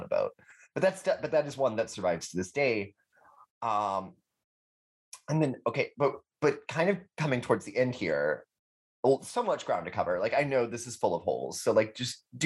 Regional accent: Texas, United States; I'm from Texas

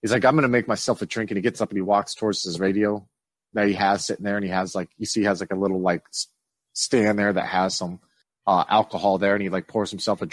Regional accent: Bismarck, North Dakota, United States; moved away; growing up in Bismarck, where you guys are from, where I haven't been in a long time

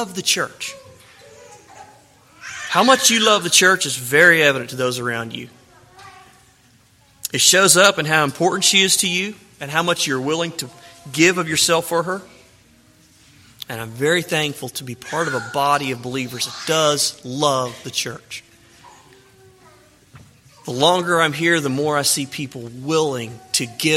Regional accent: Mississippi, United States; a young man growing up in Mississippi

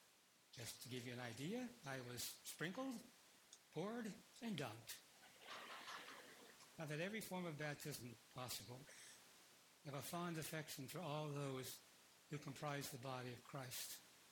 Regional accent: Philippines; born there; I was born in the Philippines, and so I was born a Catholic.

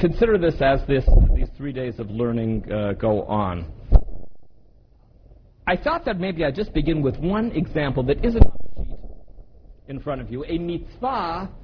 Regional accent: Canada; I come from Canada

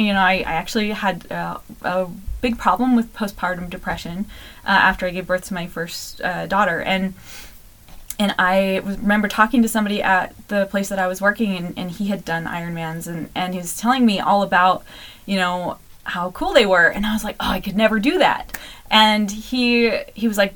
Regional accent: Glenns Ferry, Idaho, United States; also born or lived in Mountain Home, Idaho; now in Mapleton, United States; I'm from Glens Ferry, but that was the closest hospital, so small town stuff.

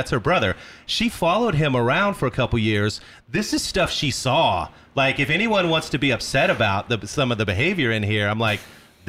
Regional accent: Kansas, United States; In the mid 90s, growing up in Kansas

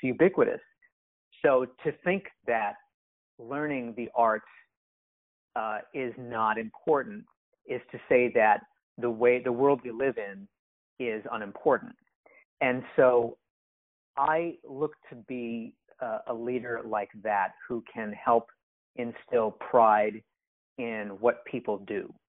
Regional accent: Japan; moved away as an adult; now in United States; I'm mixed race and because I grew up in Japan

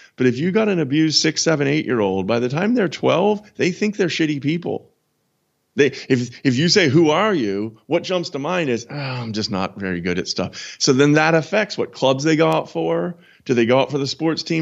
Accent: United States; now in London, United Kingdom; I'm an American.

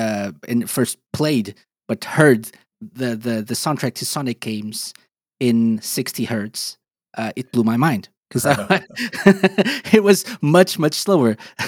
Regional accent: Portugal; I'm from Portugal

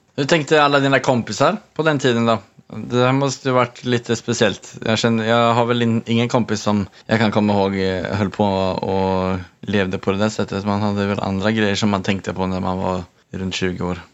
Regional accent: Sweden; now in Norway; vi båda kommer från Sverige

